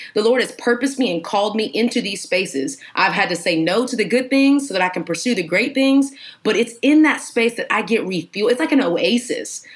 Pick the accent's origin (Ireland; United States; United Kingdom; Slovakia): United States; Houston, Texas; moved away as an adult; now in Atlanta, United States; I am from Texas, Houston, Texas, baby. H Town, the realest